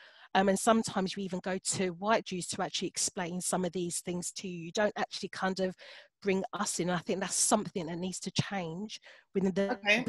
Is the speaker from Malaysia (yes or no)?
no; London, United Kingdom; I'm born and bred in Hackney